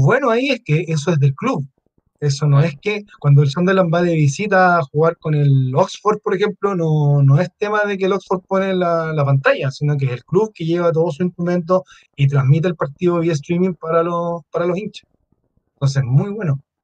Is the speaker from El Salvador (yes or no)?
no; Chile